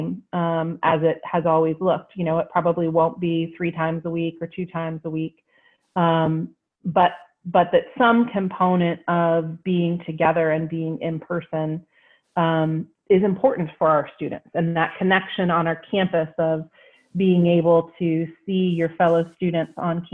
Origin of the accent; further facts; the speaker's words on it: Wheeling, West Virginia, United States; I'm from Wheeling, West Virginia. Yeah, born and raised